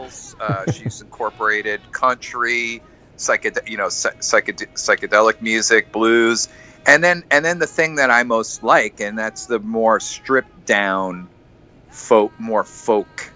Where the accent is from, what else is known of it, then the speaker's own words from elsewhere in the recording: New Jersey, United States; moved away as an adult; also born or lived in Brooklyn, New York; now in British Columbia, Canada; living in Brooklyn and growing up in New Jersey. But when I got here, when I moved to British Columbia